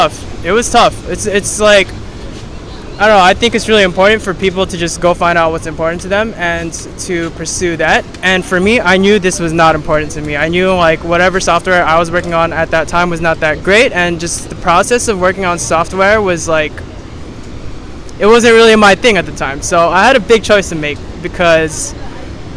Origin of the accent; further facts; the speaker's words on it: Los Angeles, California, United States; moved away as an adult; also born or lived in San Luis Obispo, California; now in Bali, Indonesia; I'm from Los Angeles, California